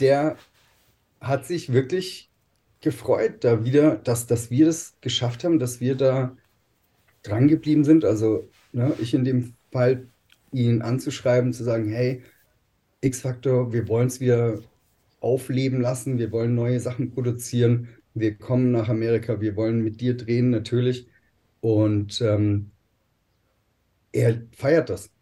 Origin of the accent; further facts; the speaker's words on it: Germany; bei uns in Deutschland